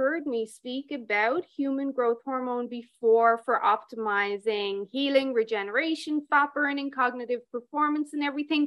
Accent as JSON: {"language": "English", "country": "Ireland", "moved": "yes", "lives_now": "Alberta, Canada", "said": "I'm Irish, and we never get above, like, 25 degrees in Ireland"}